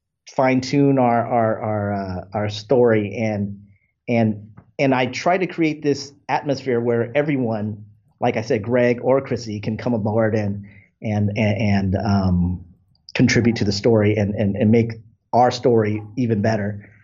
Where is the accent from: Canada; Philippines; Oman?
Philippines; maybe this guy's Filipino. I'm Filipino. I could do this.